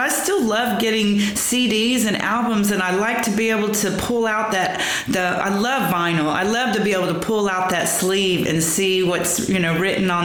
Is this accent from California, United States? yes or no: no; Lower Alabama, United States; moved away; also born or lived in Texas; I was born in Texas, but I grew up in what we call L.A., that's right. Lower Alabama, but it's right there on the panhandle of Florida